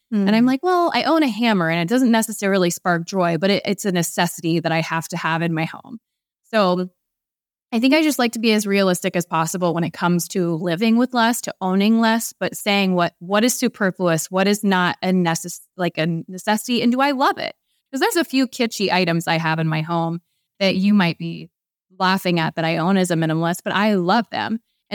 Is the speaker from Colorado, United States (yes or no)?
no; Ohio, United States; We're also from Ohio.